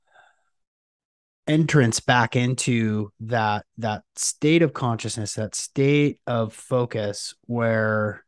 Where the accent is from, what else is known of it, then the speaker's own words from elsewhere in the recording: Seattle, Washington, United States; I'm from Seattle